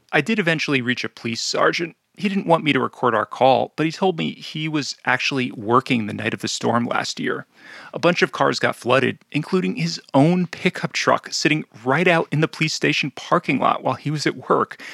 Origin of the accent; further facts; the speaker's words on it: New Jersey, United States; my home state of New Jersey